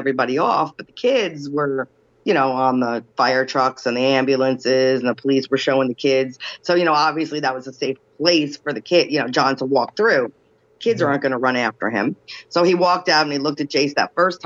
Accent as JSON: {"language": "English", "region": "New Jersey", "country": "United States", "said": "I'm from Jersey."}